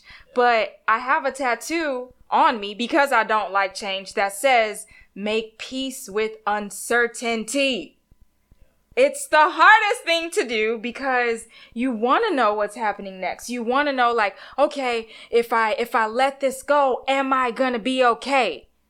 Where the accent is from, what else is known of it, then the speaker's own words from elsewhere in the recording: Texas, United States; I'm from Texas.